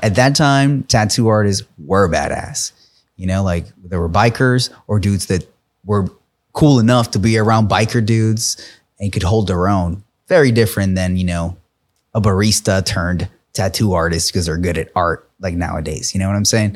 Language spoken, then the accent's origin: English; New York, United States; I'm from New York